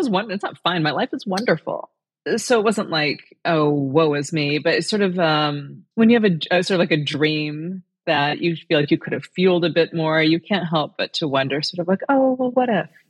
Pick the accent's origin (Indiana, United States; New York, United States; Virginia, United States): Indiana, United States; moved away; I'm here in Indiana today